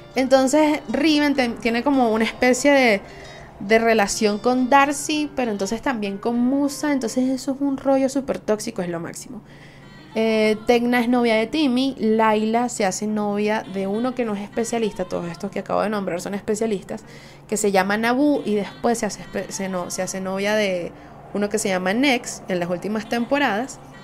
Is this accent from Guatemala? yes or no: no; Venezuela; Soy una jeva de Venezuela